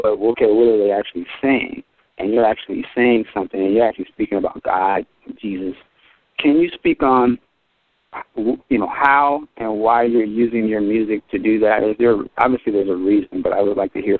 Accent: Seattle, Washington, United States; I'm coming from Seattle, Washington

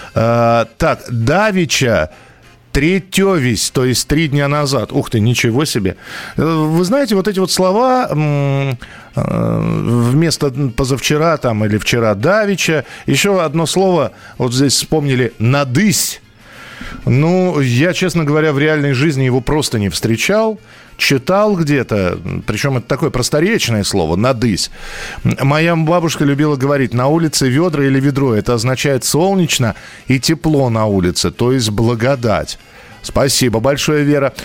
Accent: Moscow, Russia; я тоже москвич

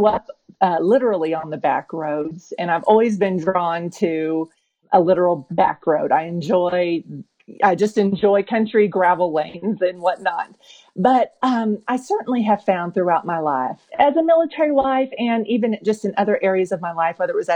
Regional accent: Oklahoma, United States; moved away as an adult; I grew up in Oklahoma.

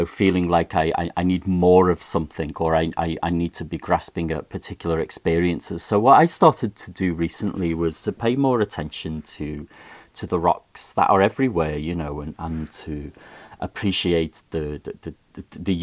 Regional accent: Liverpool, North West England, United Kingdom; accent: Liverpool; I always feel like I have to put away my Liverpool accent

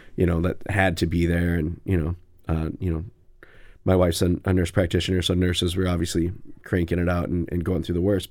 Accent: New London, Wisconsin, United States; now in Madison, United States; I'm from Wisconsin. I'm from New London, Wisconsin

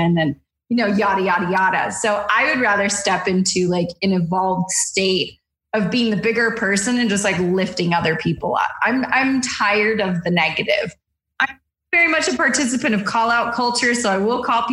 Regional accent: Southern California, United States; I grew up in Southern California

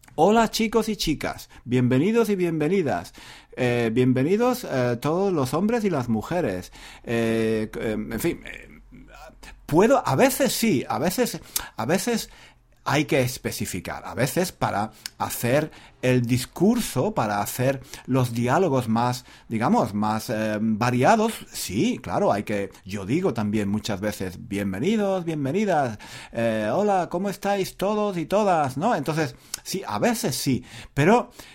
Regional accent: Spain; first language Spanish; yo soy nativo de España

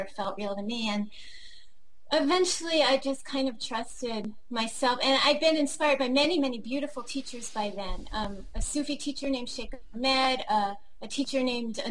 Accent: Washington, District of Columbia, United States; moved away; also born or lived in Hawaii; I grew up in Washington, D.C.

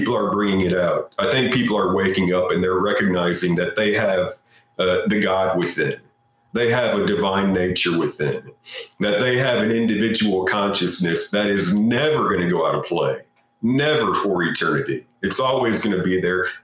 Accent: United States; I'm an American

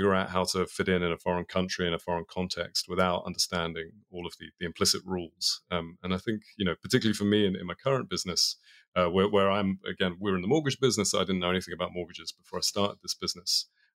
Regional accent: London, United Kingdom; Yeah, I mean, if you've spent any time in London, it was a lot of rain, a lot of talking about football, a lot of eating bad English food.

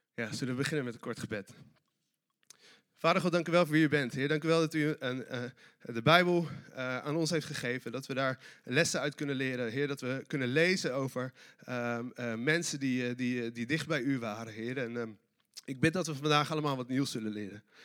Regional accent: Delft, South Holland, Netherlands; ik kom uit Delft

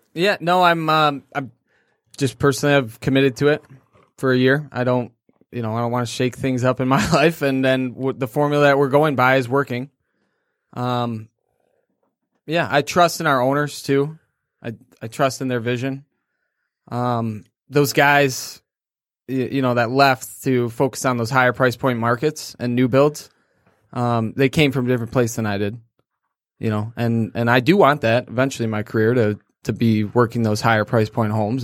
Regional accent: Clarkston, Michigan, United States; also born or lived in Kalamazoo / Grand Rapids; I grew up in Clarkston

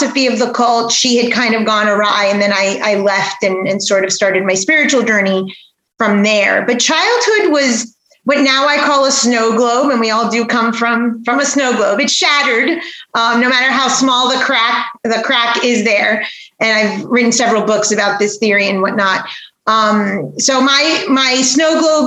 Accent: Aventura, Florida, United States; also born or lived in New York / Weston, Florida; I grew up not too far from here in Aventura, Florida

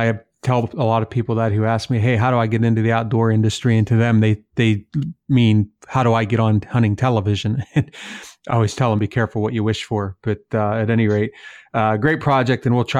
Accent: the East, United States; now in Midwest, United States; That is one of my favorite shows as an Easterner. I grew up in the East, live in the Midwest now, that likes to hunt out West.

